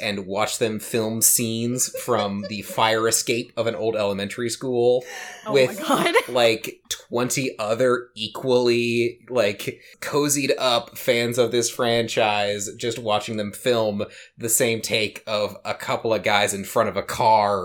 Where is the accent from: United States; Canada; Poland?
United States; St. Helens, Oregon; So I grew up in St. Helens, Oregon